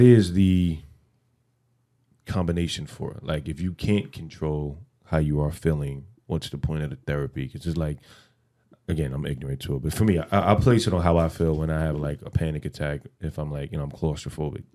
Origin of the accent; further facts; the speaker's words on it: New York City, New York, United States; I grew up in the Bronx